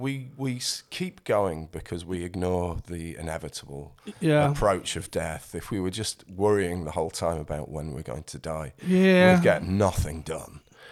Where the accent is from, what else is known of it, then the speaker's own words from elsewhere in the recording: Yorkshire and the Humber, United Kingdom; It's South Yorkshire. So the Yorkshire is these days split into several parts, but the bit I'm from is the south part.